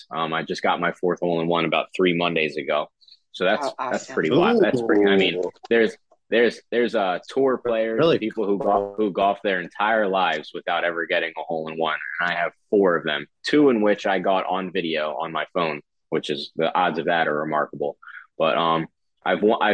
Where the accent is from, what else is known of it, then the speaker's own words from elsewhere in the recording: Northfield, New Jersey, United States; moved away as an adult; now in Miami, United States; I grew up in New Jersey